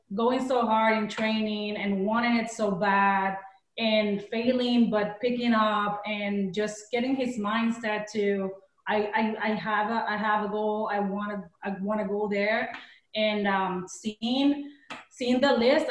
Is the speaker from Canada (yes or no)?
no; Puerto Rico; moved away as an adult; now in United States; We come from Puerto Rico, small island.